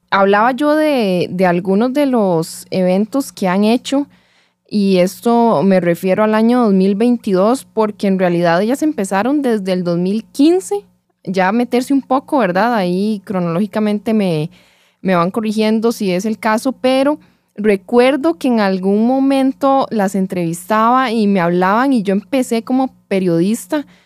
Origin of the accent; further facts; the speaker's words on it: Belén, Heredia, Costa Rica; Somos ahí, de Belén las dos.